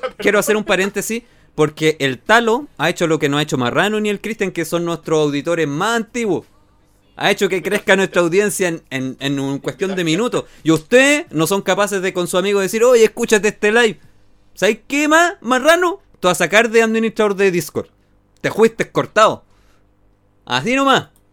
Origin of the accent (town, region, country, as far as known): Chile